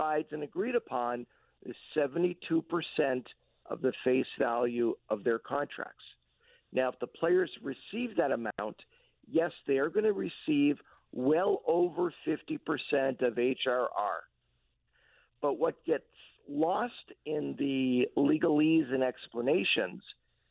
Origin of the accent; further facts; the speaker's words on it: Montreal, Quebec, Canada; since I was 6 years old, growing up in Montreal